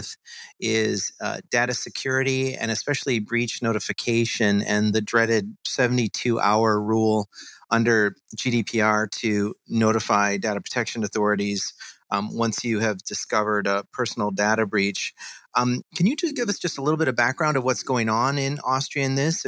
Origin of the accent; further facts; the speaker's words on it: Chicago, Illinois, United States; I'm from Chicago